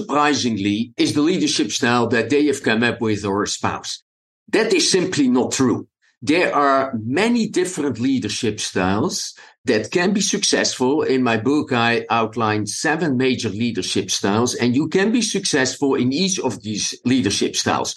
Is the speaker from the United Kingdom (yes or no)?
no; Amsterdam, North Holland, Netherlands; English is a second language; moved away as an adult; also born or lived in Belgium / South Africa; now in United States; As you can hear from my accent, I wasn't born in an English-speaking country. I was born in the Netherlands, in Amsterdam